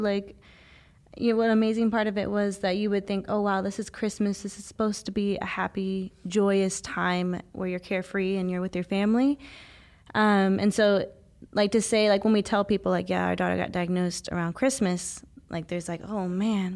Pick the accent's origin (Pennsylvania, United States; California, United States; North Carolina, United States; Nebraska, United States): California, United States; Visalia; also born or lived in Ithaca, New York; now in Los Angeles, United States; I was born here in California, only a few hours north of L A in Visalia, California